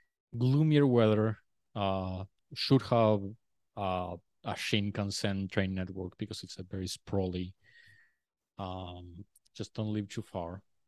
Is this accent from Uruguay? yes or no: yes; Uruguay; now in Australia; I always wanted to leave Uruguay, and I felt like Australia was a good choice.